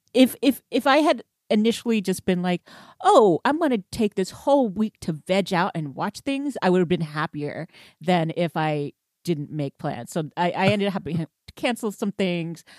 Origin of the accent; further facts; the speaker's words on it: Houston, Texas, United States; moved away; I was from Houston